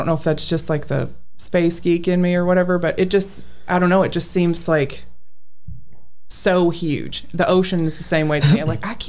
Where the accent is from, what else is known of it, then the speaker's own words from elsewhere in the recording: Louisville, Kentucky, United States; also born or lived in Palmdale, California; I grew up in the South End